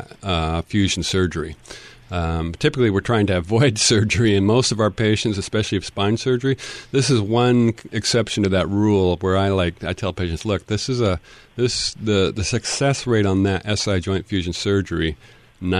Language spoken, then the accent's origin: English; Tacoma, Washington, United States; I grew up in Tacoma, so I have I place my heart for Pierce County